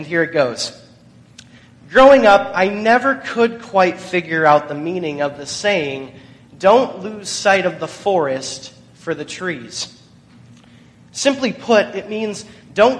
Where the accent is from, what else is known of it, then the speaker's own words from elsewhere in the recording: Michigan, United States; Growing up in Michigan